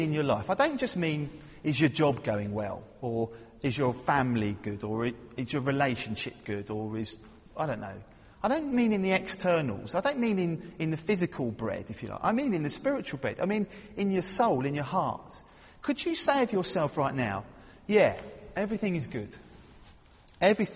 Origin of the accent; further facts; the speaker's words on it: London, United Kingdom; I'm from London